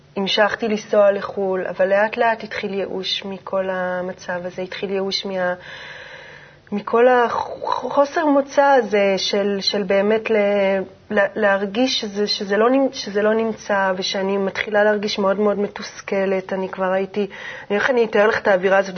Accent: Jezreel Valley, Northern District, Israel; גדלתי בעמק יזרעאל

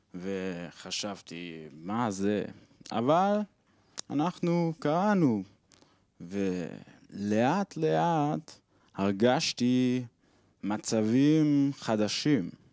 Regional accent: Switzerland; Hebrew is a second language; אני משוויץ ואני בחופשה בארץ

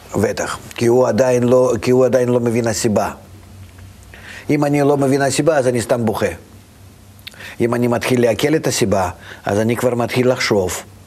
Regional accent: Vitebsk, Vitebsk Region, Belarus; moved away; אני נולדתי ברוסיה, ברוסיה לבנה אפילו, בעיר מאוד קטנה, שפעם הייתה עיר רק של יהודים. איזה עיר? העיר הקטנה, ויטפסק

